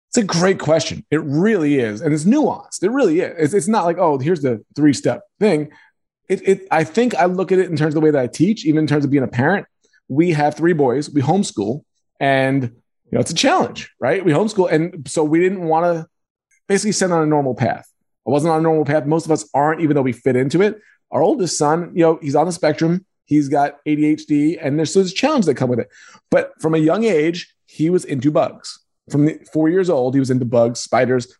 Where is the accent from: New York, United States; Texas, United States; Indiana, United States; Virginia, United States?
New York, United States; Roslyn; also born or lived in Queens, New York; And moved to Long Island, Roslyn, Long Island